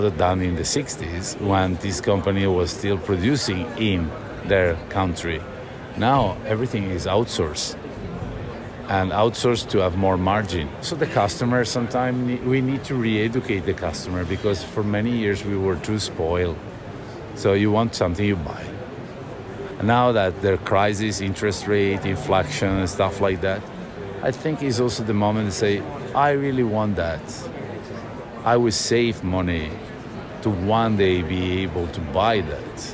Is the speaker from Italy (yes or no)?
yes; Italy; now in Sweden; I am Italian